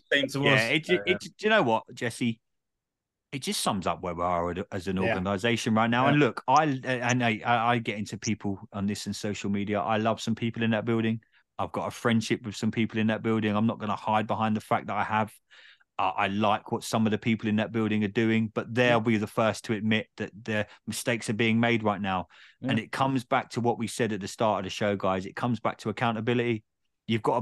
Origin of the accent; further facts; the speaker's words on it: England, United Kingdom; I'm just an English dude with a microphone